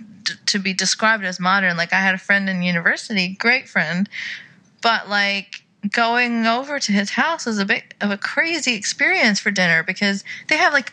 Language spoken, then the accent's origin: English; Saudi Arabia; moved away; growing up in Saudi